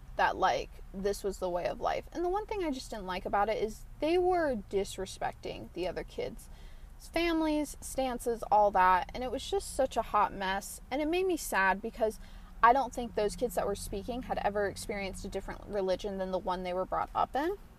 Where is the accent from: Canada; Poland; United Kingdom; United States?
United States; around Atlanta, Georgia; I'm from Atlanta, but I'm like from quotation marks Atlanta. Um, and I'm not going to give my specifics out, but I'm from, you know, around Atlanta